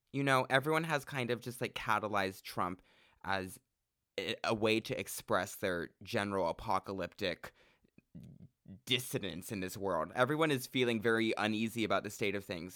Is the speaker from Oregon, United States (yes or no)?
yes; Central Oregon, United States; I'm from Central Oregon where there was a total of two black people in my high school